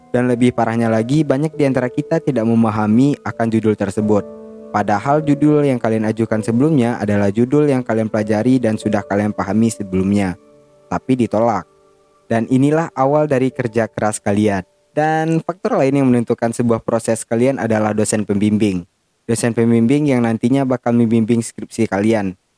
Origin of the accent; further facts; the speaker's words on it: West Sumatra, Indonesia; accent: Minang; Indonesia dan sedikit terbawa logat Minang, gue nggak gue nggak bilang logat logat bahasa lain ya, logat bahasa gue sendiri gitu.